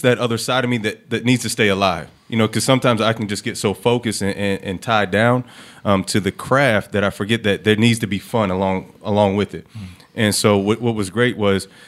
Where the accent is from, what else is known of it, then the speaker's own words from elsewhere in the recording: Clayton, Ohio, United States; also born or lived in Dayton, Ohio; Grew up in Clayton, 937